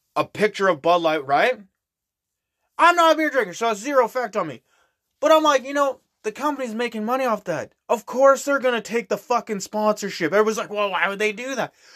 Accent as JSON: {"language": "English", "country": "Canada", "said": "I'm Canadian"}